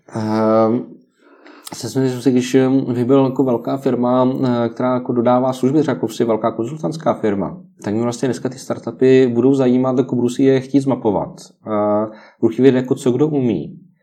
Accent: Czechia; my jako Češi

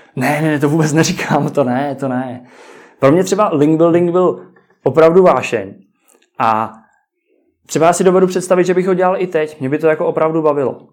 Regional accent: Czechia

